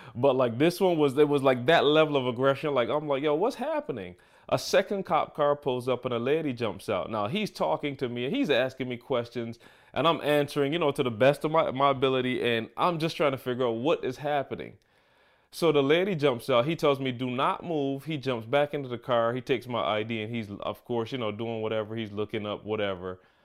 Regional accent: Barbados; now in Michigan, United States; the perspective that I have growing up in Barbados.

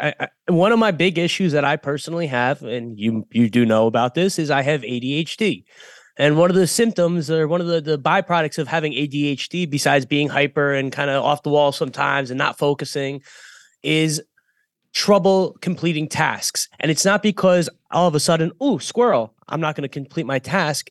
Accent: Boynton Beach, Florida, United States; a guy that I grew up with here in Boynton Beach

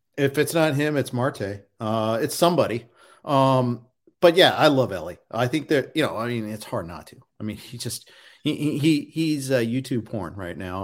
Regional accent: Indianapolis, Indiana, United States; moved away; I grew up in Indy

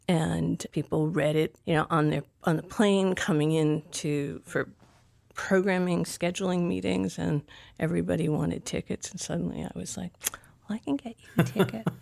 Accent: Providence, Rhode Island, United States; moved away as an adult; also born or lived in Aurora, Colorado / New York / Los Angeles; I grew up in Providence, Rhode Island

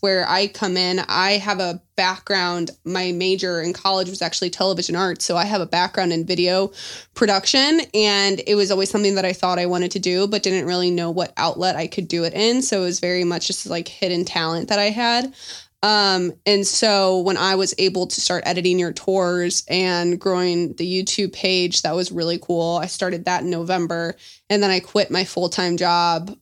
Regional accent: St. Louis, Missouri, United States; moved away as an adult; also born or lived in Dallas, Texas; we're both from St. Louis

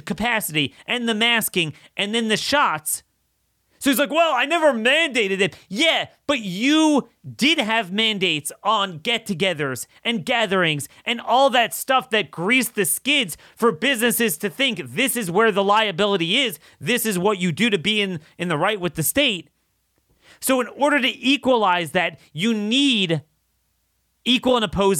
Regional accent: Maryland, United States; my home state of Maryland

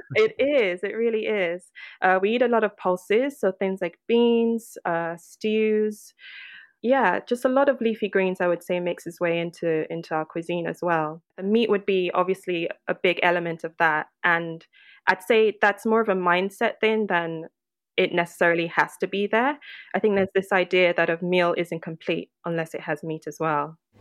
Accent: Lagos, Nigeria; now in United Kingdom; born and raised in Lagos

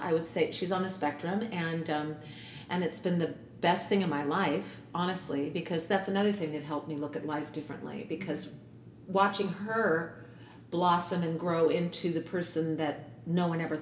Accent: San Diego, California, United States; moved away as an adult; now in New York, United States; I'm from California. And what part? I grew up in San Diego

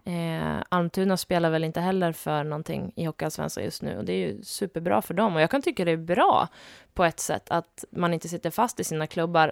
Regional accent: Köping, Västmanland, Sweden; moved away; also born or lived in Luleå; jag kom från Köping, född och uppvuxen strax utanför

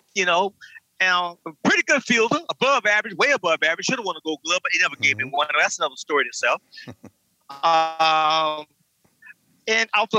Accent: South Carolina, United States; moved away; I came from a small town in South Carolina

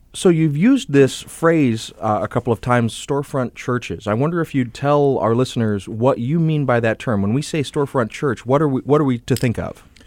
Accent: the South, United States; I come from the South

